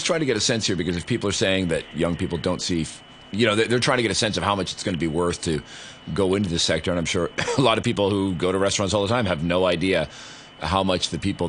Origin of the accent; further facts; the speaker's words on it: Canada; now in Hong Kong; I'm Canadian